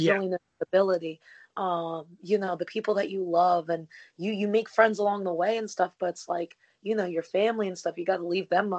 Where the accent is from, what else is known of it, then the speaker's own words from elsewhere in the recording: New Jersey, United States; moved away; I'm actually a Jersey girl